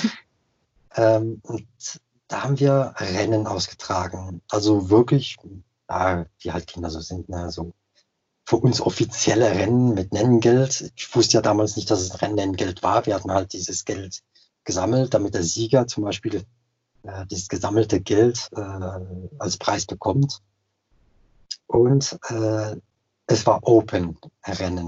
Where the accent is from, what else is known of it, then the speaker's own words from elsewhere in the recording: Alsace, Grand Est, France; bei uns im Elsass